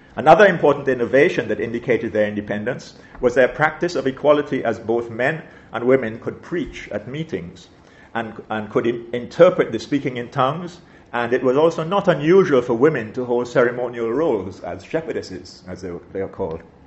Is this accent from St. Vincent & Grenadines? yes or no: yes; St. Vincent & Grenadines; growing up in St. Vincent as I did, I attended, I attended her dame school